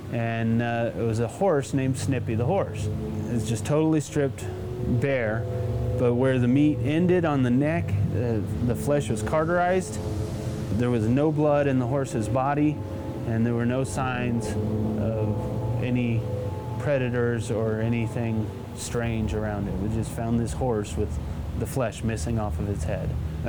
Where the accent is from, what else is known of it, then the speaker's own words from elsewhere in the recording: San Luis Valley, Colorado, United States; also born or lived in Texas; I was born in Texas, but I had the good sense to move to Colorado when I was 6 months old, and been in the valley almost ever since.